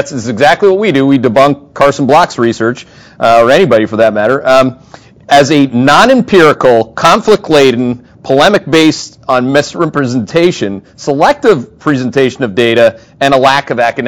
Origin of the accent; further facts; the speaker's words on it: Thunder Bay, Ontario, Canada; now in United States; I'm from Thunder Bay, Ontario